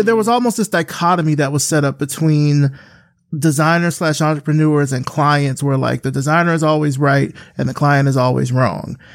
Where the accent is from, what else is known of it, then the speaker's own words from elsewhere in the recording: Selma, Alabama, United States; I grew up in Selma from Alabama, South Central Alabama